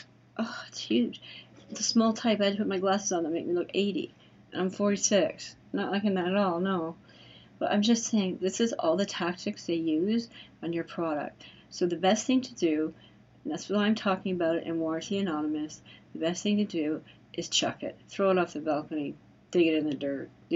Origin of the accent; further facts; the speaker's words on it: Canada; I'm Canadian